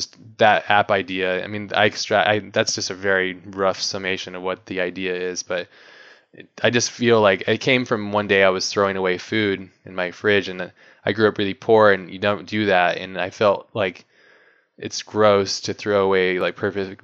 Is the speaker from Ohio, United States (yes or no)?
no; Hawaii, United States; when I was growing up, I grew up in Hawaii